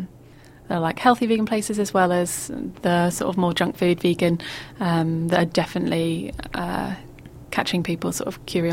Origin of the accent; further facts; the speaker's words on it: Bury St Edmunds, East of England, United Kingdom; Bury St Edmunds, where I grew up in Suffolk in the UK.